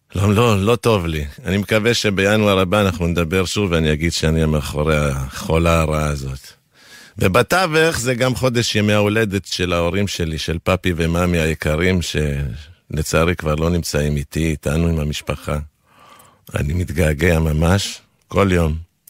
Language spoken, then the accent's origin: Hebrew; Argentina; first language Spanish; Hebrew is a second language; now in Israel; כילד שגדל בארגנטינה, בבית חילוני